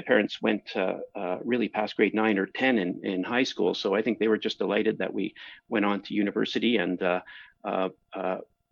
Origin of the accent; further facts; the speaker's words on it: Toronto, Ontario, Canada; also born or lived in Kingston, Ontario; I grew up in Toronto